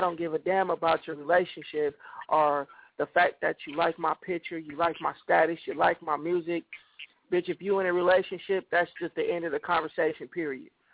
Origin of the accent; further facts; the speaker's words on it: San Jose, California, United States; moved away; living in my hometown, San Jose, California